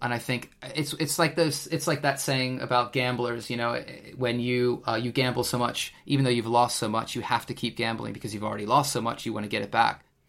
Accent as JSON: {"language": "English", "country": "United States", "moved": "yes", "lives_now": "United Kingdom", "said": "being an American myself"}